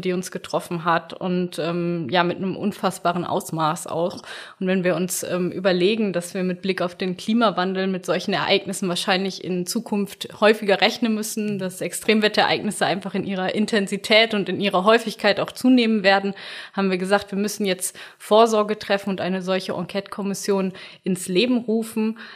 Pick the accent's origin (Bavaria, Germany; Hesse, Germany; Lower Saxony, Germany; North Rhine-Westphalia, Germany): North Rhine-Westphalia, Germany; near Bielefeld; in der Nähe von Bielefeld, wo ich herkomme